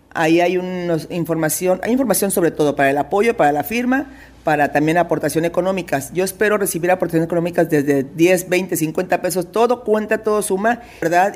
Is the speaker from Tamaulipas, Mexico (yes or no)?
yes; Reynosa, Tamaulipas, Mexico; moved away as an adult; now in Ciudad Victoria, Mexico; Soy originaria de Reynosa, Tamaulipas, pero tengo radicando ya 30 años, casi 30 años en Ciudad Victoria